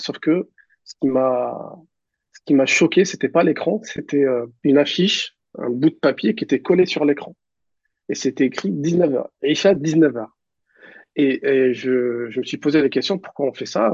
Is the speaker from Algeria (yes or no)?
yes; Mascara, Mascara Province, Algeria; moved away as an adult; now in Paris region, France; j'ai grandi à, à, à Mascara, en Algérie, dans, c'est dans l'ouest de, de, de l'Algérie